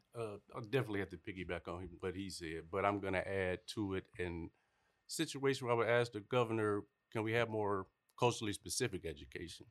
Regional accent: Toledo, Ohio, United States; moved away; also born or lived in Kentucky / Clayton County, Georgia; I'm originally from Toledo, Ohio

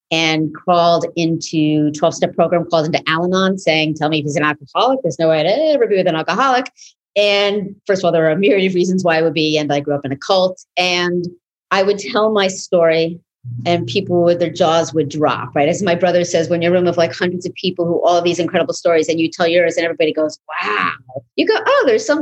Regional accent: New York City, New York, United States; It's an indie house in East Village where I grew up in New York City

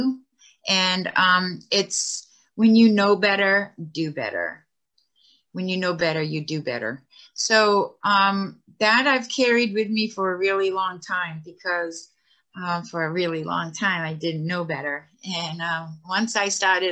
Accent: Martha's Vineyard, Massachusetts, United States; I grew up on Martha's Vineyard. I live in Edgartown

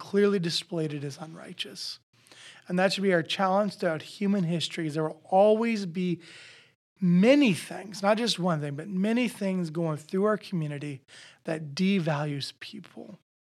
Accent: Nebraska, United States; now in Iowa, United States; I'm originally from Nebraska, but we're from Iowa now

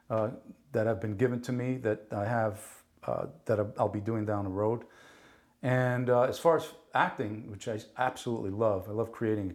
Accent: Paterson, New Jersey, United States; first language Italian; English is a second language; also born or lived in Naples, Italy; I grew up in Paterson, New Jersey. There weren't many avenues to get out of that place

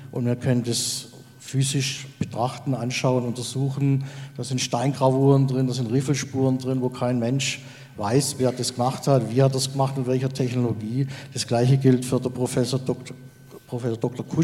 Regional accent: Baden-Württemberg, Germany; ich komme aus dem Schwarzwald und ich bin seit einem Jahr unterwegs mit der Forschergruppe Waldgeist.

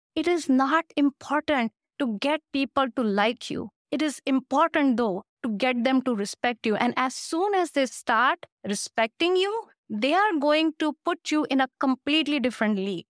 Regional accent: India; moved away; I come from India, and India bosses do not do those things

